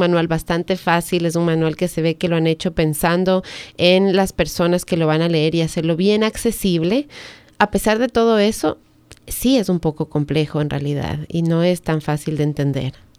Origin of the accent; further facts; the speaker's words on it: Ecuador; moved away as an adult; now in United States; había manejado en mi país, pero en esos tiempos en, mi país no necesitábamos tomar clases